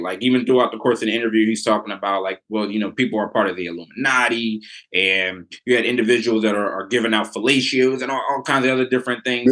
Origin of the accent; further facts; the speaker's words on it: Philadelphia, Pennsylvania, United States; I'm born and raised in Philly